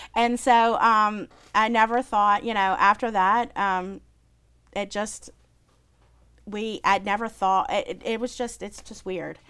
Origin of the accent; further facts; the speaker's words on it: New Orleans, Louisiana, United States; I was from New Orleans